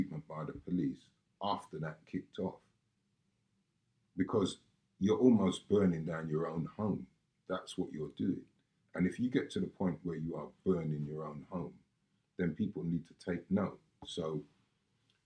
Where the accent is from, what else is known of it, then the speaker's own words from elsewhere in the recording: London, United Kingdom; I know loads of people I grew up with around Lewisham